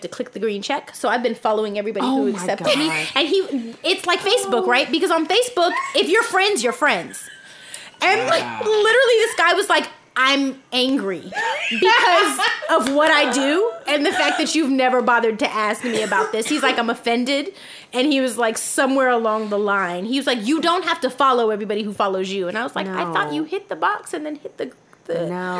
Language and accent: English; Los Angeles, California, United States; I am from California. I am from LA, born mm-hmm. and raised here